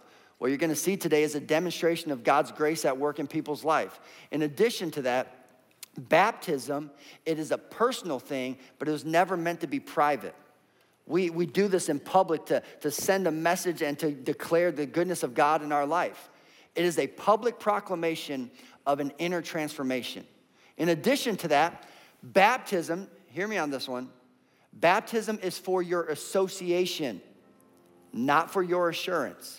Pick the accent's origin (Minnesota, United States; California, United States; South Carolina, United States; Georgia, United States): Minnesota, United States; now in Indiana, United States; We're from Minnesota, and our custom is you take your shoes off at the door